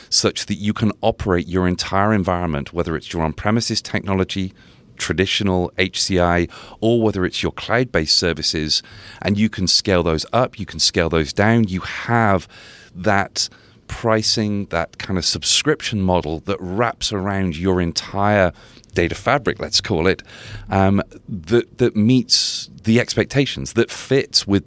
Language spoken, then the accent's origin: English; United Kingdom; So I'm so I'm a Brit, so I didn't even realize that was a beer.